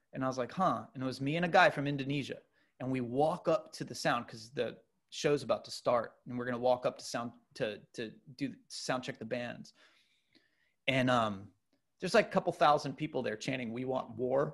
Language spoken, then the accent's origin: English; United States; as an American